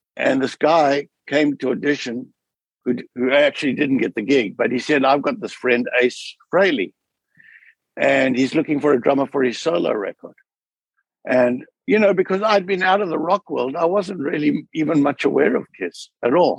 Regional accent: South Africa; moved away; growing up in South Africa

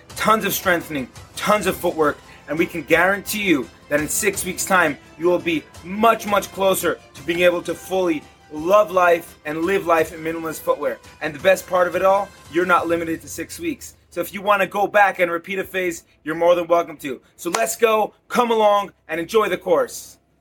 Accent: Israel; moved away; my hometown

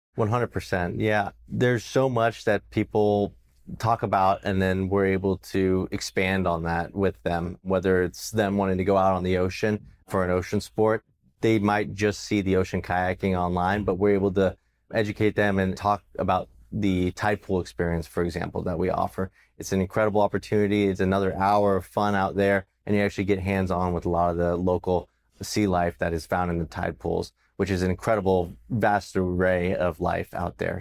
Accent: Los Angeles area, California, United States; Growing up here as a local

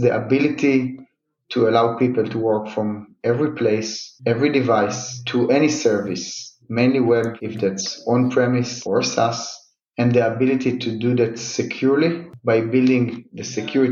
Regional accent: Rishon LeZion, Central District, Israel; now in Tel Aviv, Israel; I was born in Rishon LeZion, which is about 25 kilometers south of Tel Aviv, but always worked and kind of most of my life were around Tel Aviv

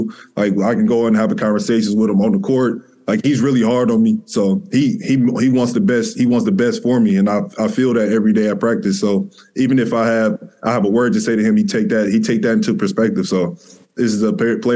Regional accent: Detroit, Michigan, United States; I grew up in Detroit

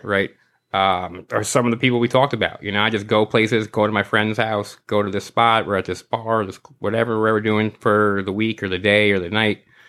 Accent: New York City, New York, United States; I grew up in New York my whole life

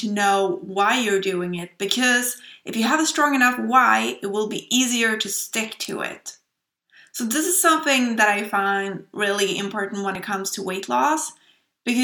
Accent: Sweden; accent: Swedish; English is a second language; I hope you will enjoy my lovely Swedish accent

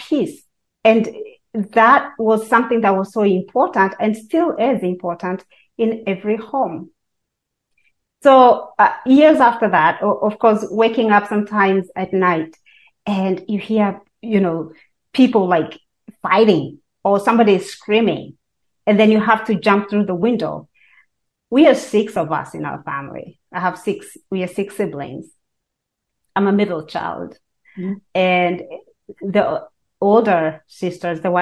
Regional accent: Kenya; now in United States; I was born and raised in Kenya and moved to this country, the United States of America

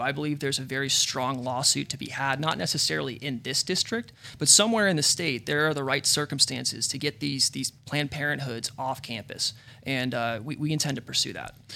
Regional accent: Arizona, United States; I don't even live in California. I mentioned earlier, I'm from Arizona

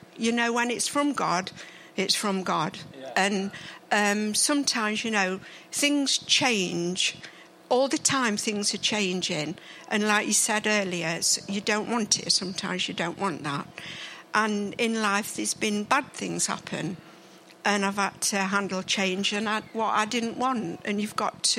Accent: Mansfield, East Midlands, United Kingdom; also born or lived in Ladybrook; I was born in Bull Farm, about 10 minutes away from here

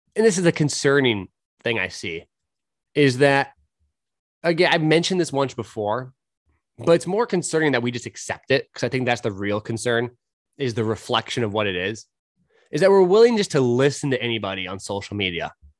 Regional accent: California, United States; moved away; also born or lived in Portland, Oregon; I grew up in California

